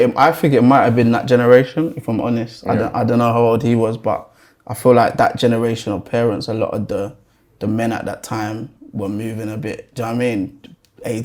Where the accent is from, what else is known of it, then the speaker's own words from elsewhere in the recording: London, United Kingdom; the start for me starts in North London. That's where I was born and raised. Like Highgate, Archway sides, for anyone that knows North London. Pretty decent area. Like, my upbringing was cool.